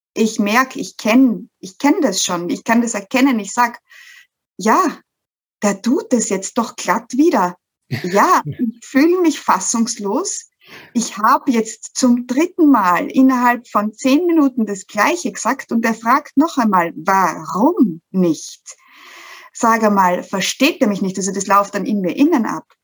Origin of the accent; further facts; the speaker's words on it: Styria, Austria; ich aus der Steiermark komme, aus, komme aus dem schönen Österreich.